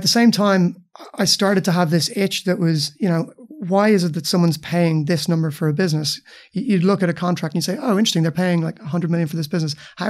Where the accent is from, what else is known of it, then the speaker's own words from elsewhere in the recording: Dublin, Leinster, Ireland; Yeah, you're right. I grew up in Dublin. Started out as a lawyer, actually.